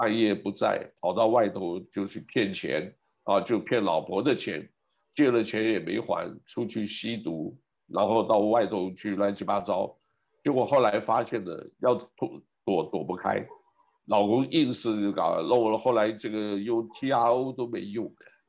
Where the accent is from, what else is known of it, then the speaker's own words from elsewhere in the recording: Taiwan; now in United States; 因为在美国啊，这个是那个时候我刚从台湾来的时候很保守